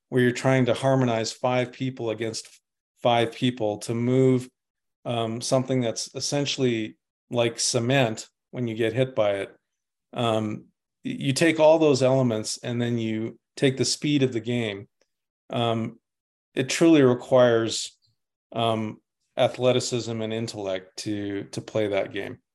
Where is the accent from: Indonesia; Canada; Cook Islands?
Canada; Winnipeg, Manitoba; I'm from Winnipeg. I'm Canadian